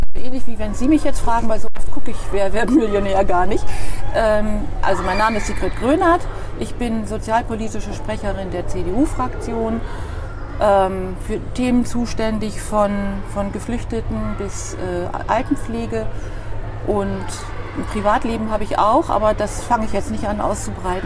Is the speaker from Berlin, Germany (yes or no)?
no; Dülbergen near Verden, Lower Saxony, Germany; now in Bremen, Germany; Dülbergen ist ein ganz kleines Dorf in der Nähe von Pferden. Von Pferden. Und ähm, ich bin nicht mal in Dülbergen direkt geboren, sondern noch einen Kilometer abseits in den Wiesen. Da stand ein kleines Hirtenhaus alleine da, und da Hausgeburt. Ja, ja, da bin ich aufgewachsen